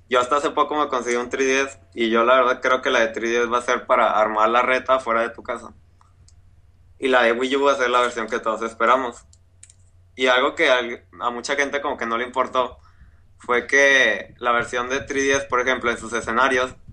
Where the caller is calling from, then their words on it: Monterrey, Nuevo León, Mexico; Desde Monterrey.